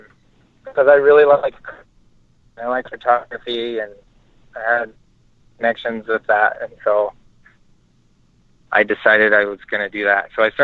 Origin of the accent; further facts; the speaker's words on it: Oregon, United States; now in Texas, United States; No, I'm from Oregon.